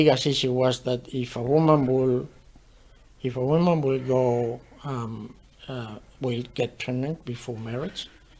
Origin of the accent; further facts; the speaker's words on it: southern Spain, Spain; I was from South Spain. South Spain, they got a little bit of dialect. Or accent.